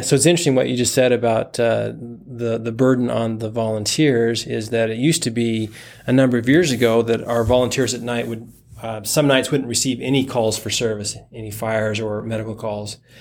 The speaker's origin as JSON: {"language": "English", "town": "Boise", "region": "Idaho", "country": "United States", "tie": "born or raised there", "also_born_or_lived": "Orem, Utah / California", "moved": "as an adult", "lives_now": "Springville, United States", "said": "my parents moved to Boise, Idaho, where I went through all of my schooling, graduated high school"}